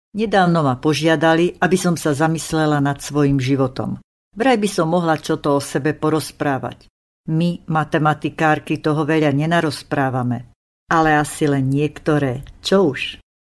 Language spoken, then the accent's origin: Slovak; Slovakia; Ja som Slovenka, manžel je Čech, zoznámili sme sa na Morave